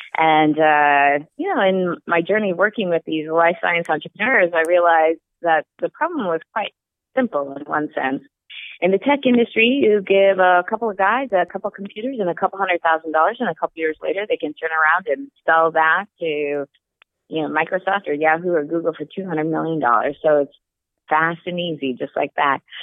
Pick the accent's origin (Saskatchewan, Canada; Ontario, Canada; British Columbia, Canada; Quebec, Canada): Saskatchewan, Canada; northern; now in San Francisco, United States; I actually grew up in northern Saskatchewan